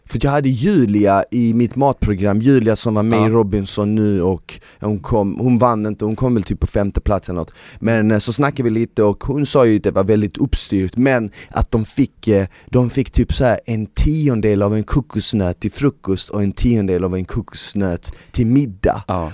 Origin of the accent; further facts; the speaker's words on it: Malmö, Skåne, Sweden; jag växte upp i Malmö